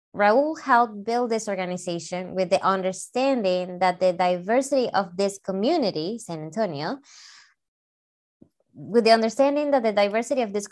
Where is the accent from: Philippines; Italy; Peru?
Peru; now in United States; I'm from South America in Peru, and I didn't grow up eating tacos.